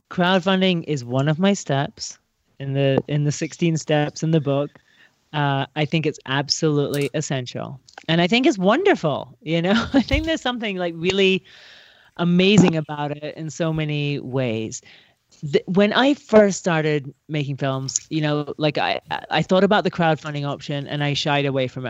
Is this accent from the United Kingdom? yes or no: yes; Scotland, United Kingdom; moved away; I'm from Scotland